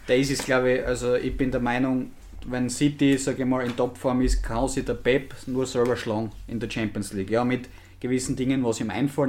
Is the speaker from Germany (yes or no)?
no; Austria; als Österreicher